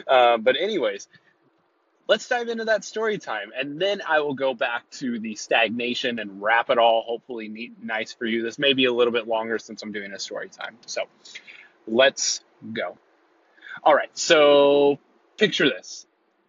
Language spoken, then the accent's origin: English; California, United States; I'll be headed back to my hometown of the central coast coming next 2 weeks or so.